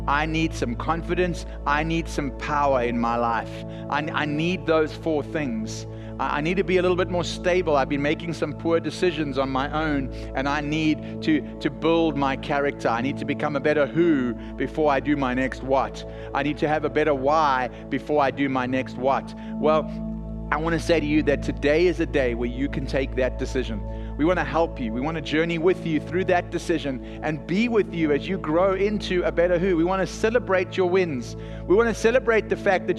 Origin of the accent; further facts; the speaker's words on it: South Africa; accent: South African; now in Texas, United States